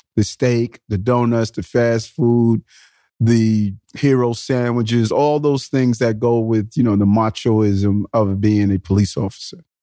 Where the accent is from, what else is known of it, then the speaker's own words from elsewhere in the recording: New York City, New York, United States; also born or lived in Brownsville, Brooklyn; I spent my middle years from the age of seven to twenty in Queens